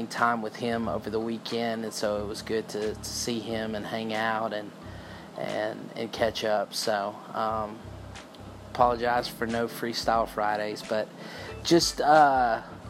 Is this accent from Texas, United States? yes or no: yes; Texas, United States; I'm from Texas